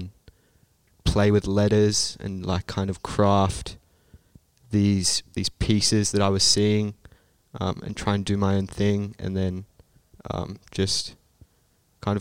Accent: Sydney, New South Wales, Australia; now in Brisbane, Australia; I'm from Sydney, so I guess it's a bit bigger there than maybe it is here in Brisbane

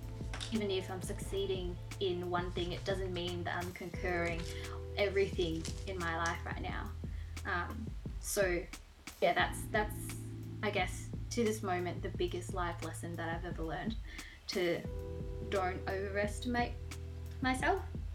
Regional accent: Vietnam

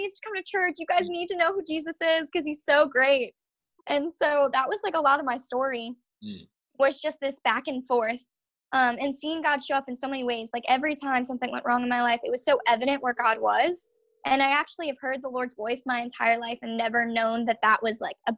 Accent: Long Island, New York, United States; moved away as an adult; also born or lived in Virginia; I'm from Long Island, New York

